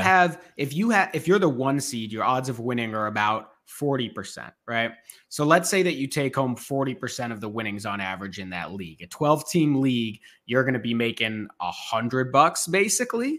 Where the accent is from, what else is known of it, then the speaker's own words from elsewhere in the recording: Boston, Massachusetts, United States; I grew up in Boston